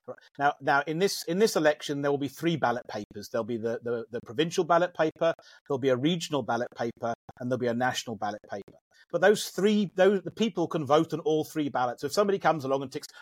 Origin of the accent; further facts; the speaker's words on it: United Kingdom; accent: British, plummy; moved away as an adult; now in South Africa; My British accent